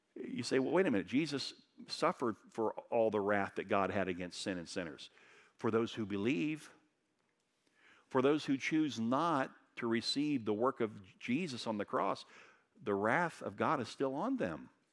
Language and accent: English; Daytona Beach, Florida, United States; moved away as an adult; I grew up in Daytona Beach